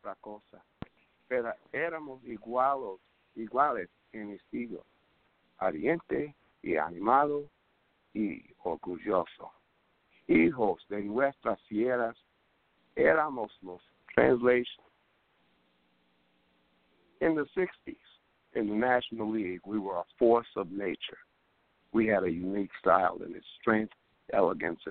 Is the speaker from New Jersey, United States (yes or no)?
no; New York City, New York, United States; also born or lived in Harlem, New York City; I'm from Harlem, but, you know, I lived in Harlem when I was born till I was 9, but then I lived in the Bronx from the time I was 9 till I was 18